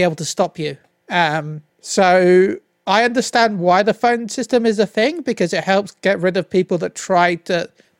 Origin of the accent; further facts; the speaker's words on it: United Kingdom; I'm British